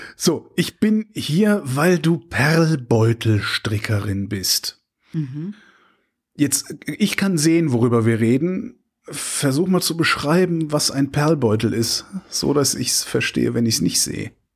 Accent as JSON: {"language": "German", "town": "Cologne", "region": "North Rhine-Westphalia", "country": "Germany", "said": "wo ich herkomme aus Köln"}